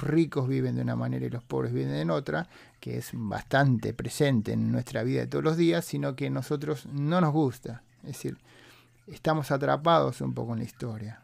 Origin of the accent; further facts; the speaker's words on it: San Francisco Bay Area, California, United States; los que somos de la Bahía de San Francisco